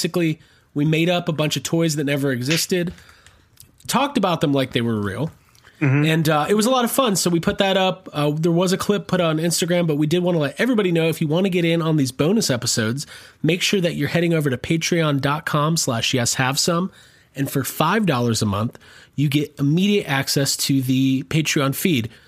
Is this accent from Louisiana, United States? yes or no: yes; New Orleans, Louisiana, United States; I'm like from New Orleans. I'm like one of those New Orleans